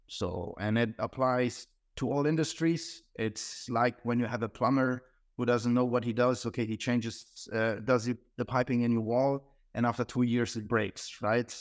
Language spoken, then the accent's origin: English; Hamburg, Germany; moved away; also born or lived in Croatia; I was born in Croatia, um, but then my, I spent my, the majority of my life in Germany, Hamburg